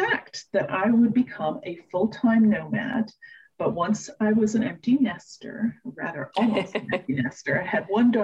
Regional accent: New York, United States; I was born in New York

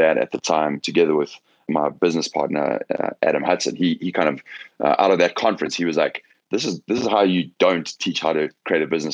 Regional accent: South Africa; moved away as an adult; also born or lived in Johannesburg / London; now in Los Angeles, United States; I'm South African originally. I grew up there

